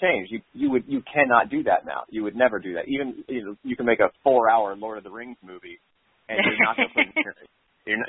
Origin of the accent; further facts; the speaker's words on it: the South, United States; now in New York, United States; when I was a kid growing up in the South